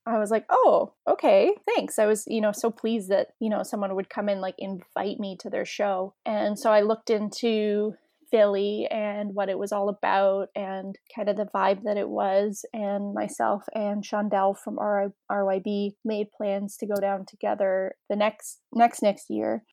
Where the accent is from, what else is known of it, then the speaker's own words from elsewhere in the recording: Canada; as a Canadian